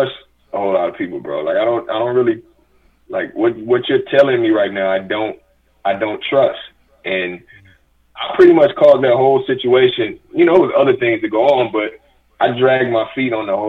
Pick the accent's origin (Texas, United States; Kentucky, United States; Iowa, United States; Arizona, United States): Texas, United States; Houston; I'm from South Park, Houston, Texas. I'm from the same neighborhood as …, …, all these guys